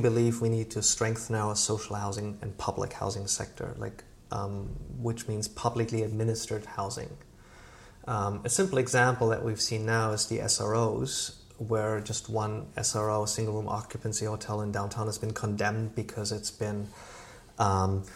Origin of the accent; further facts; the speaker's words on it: Germany; now in Vancouver, Canada; when I grew up in Germany, I grew up in a rental row house